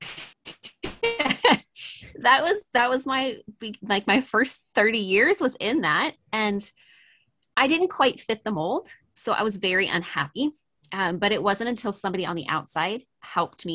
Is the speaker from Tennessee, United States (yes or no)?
no; Maryland, United States; I am originally from Maryland in the US, mm-hmm. and which is on the East Coast. And I was actually born and raised in a fundamental Christian cult.